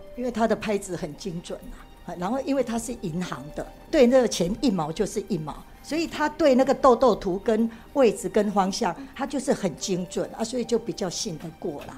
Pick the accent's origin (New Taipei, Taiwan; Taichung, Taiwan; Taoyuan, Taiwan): Taichung, Taiwan; 我来自于台中，九二一地震曾经离我很近